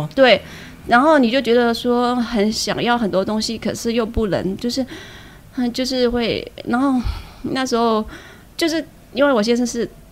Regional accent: Yichang, Hubei, China; moved away as an adult; now in Taiwan; 我来自湖北宜昌。啊， 来到台湾多久？啊，我来台湾已经八年了

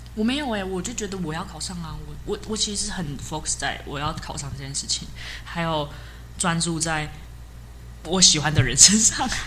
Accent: Hsinchu, Taiwan; 我是新竹人

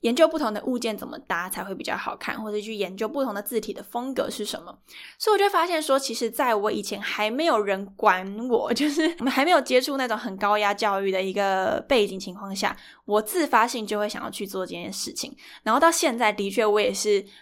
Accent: Yunlin County, Taiwan; 在更之前我其实都在云林跟我的阿嬷公住，就是我从小是在农家那边长大，对，就是那种传统的三合院

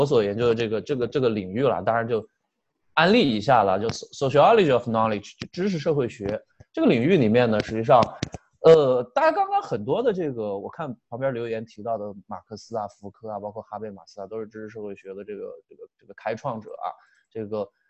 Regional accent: China; 我们中国人经常心里还想，我是不是这个英语不好啊？

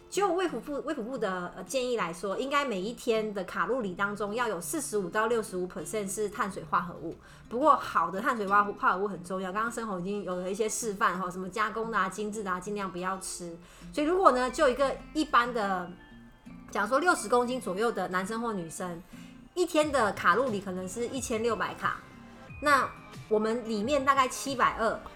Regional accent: Taiwan; 我们台湾人最最大的肥胖问题

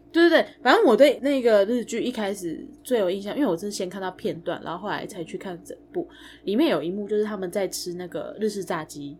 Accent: Taiwan; 我们台湾人

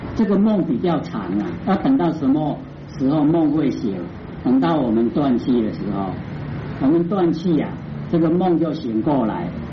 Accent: Taiwan; 我们台湾话都捆仙绳

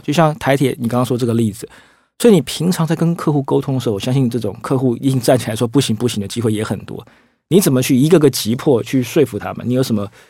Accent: Taiwan; 我们台湾人

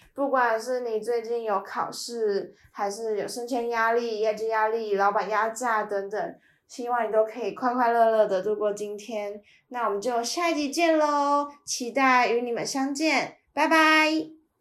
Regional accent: Taiwan; moved away as an adult; now in Melbourne, Australia; 毕业之后就回台湾工作。毕竟，嗯，台湾还是我家乡的根

